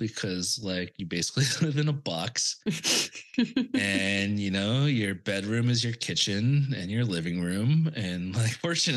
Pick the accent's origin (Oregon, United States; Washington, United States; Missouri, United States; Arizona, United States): Washington, United States; Longview; moved away as an adult; also born or lived in Seattle / New York City / Europe; now in Santa Monica, United States; I spent my entire life in Washington State, like growing up in Longview and, you know, where I went to school in Seattle